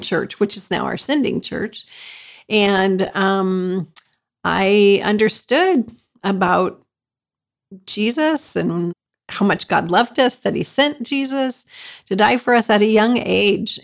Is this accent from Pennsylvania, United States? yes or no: no; Colorado, United States; moved away as an adult; also born or lived in Germany / Poland; now in Mikołów, Poland; I'm like a native of Colorado